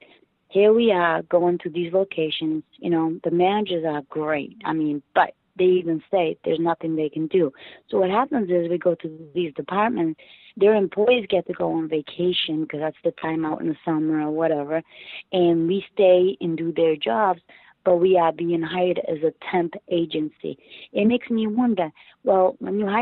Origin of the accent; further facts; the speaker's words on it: Portugal; now in United States; in Portugal, where I'm from.